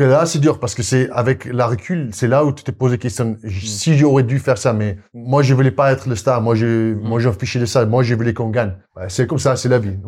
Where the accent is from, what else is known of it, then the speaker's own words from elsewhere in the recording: South Africa; French is a second language; moved away as an adult; also born or lived in Brive, France / Castres, France / Paris region, France; now in France; je suis sud-africain qui, mm. qui est arrivé, donc j'ai pas au début pas compris la culture, je parlais pas français